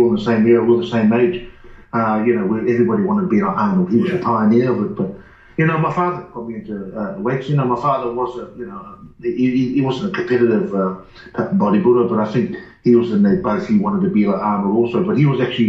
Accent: New Zealand; now in Australia; I'm originally from New Zealand.

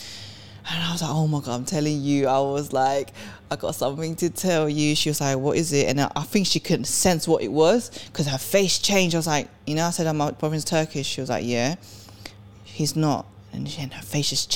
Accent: Sweden; also born or lived in England; now in United Kingdom; I was born in Sweden. I came from Sweden. And where I grew up in Sweden was like Edmonton

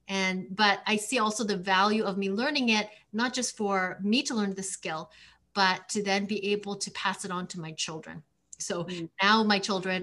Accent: Canada; I'm from Canada. We use kilometers.

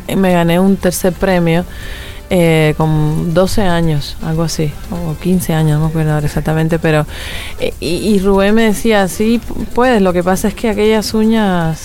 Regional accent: Bolondrón, Matanzas, Cuba; now in Paris, France; Yo nací en Matanzas

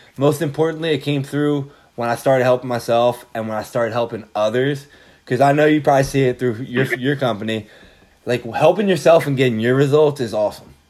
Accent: Philadelphia, Pennsylvania, United States; I'm from Philly

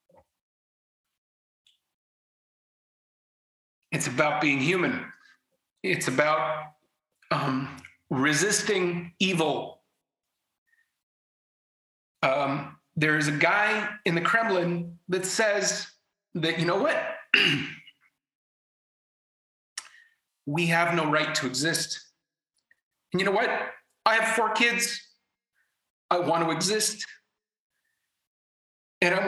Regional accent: Canada; moved away as an adult; also born or lived in Ukraine; now in Kyiv, Ukraine; I grew up in Canada, hence my accent. I've been living in Ukraine for 20 years

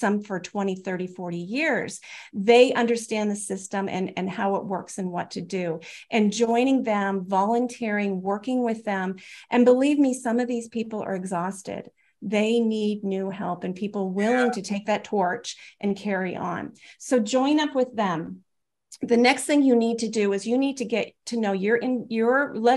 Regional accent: United States; I'm an American

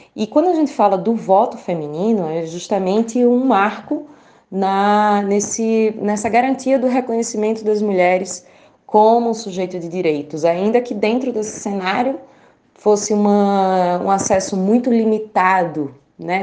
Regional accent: Caruaru, Pernambuco, Brazil; moved away as an adult; now in Brasília, Brazil; eu sou do semiárido pernambucano, eu venho de Caruaru, Pernambuco

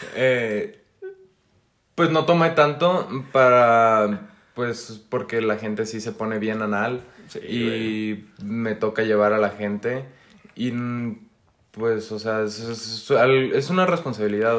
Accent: Culiacán, Sinaloa, Mexico; Soy de Culiacán, Sinaloa

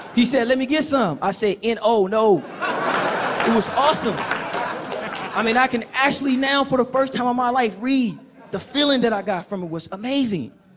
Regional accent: Oakland, California, United States; I grew up in Oakland, California, with my mother

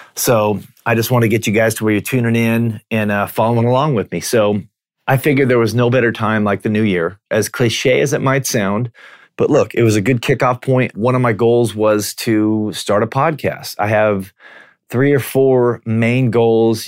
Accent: Washington, United States; I'm from Washington State

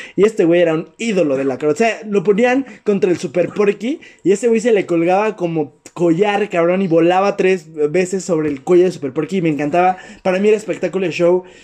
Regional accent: Mexico; porque somos de México

